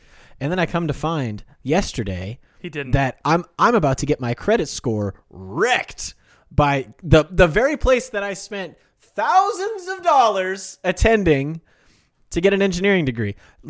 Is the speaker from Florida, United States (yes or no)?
no; Kansas, United States; I'm from